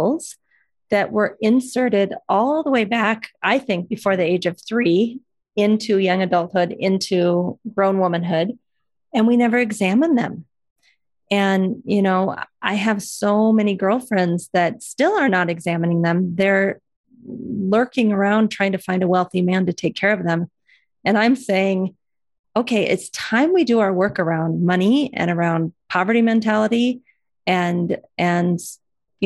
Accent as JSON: {"language": "English", "region": "Iowa", "country": "United States", "tie": "born or raised there", "said": "growing up in Iowa"}